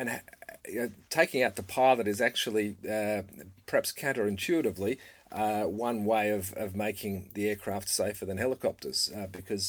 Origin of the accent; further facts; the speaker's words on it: Victoria, Australia; in my home state, we have, you know, 350 fatalities a year in Victoria, Australia